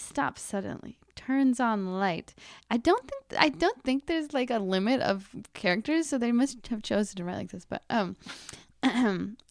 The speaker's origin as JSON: {"language": "English", "region": "Wisconsin", "country": "United States", "said": "I'm from Wisconsin"}